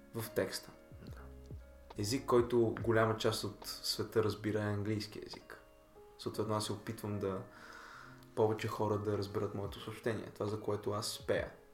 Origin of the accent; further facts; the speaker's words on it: Bulgaria; аз съм си българин